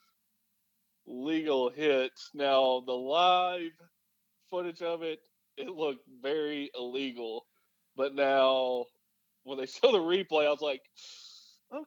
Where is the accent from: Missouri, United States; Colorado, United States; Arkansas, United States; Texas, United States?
Arkansas, United States; I'm from Arkansas.